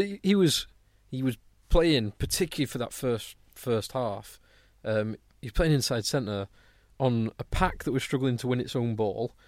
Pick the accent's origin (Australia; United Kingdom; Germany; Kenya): United Kingdom; England; as an Englishman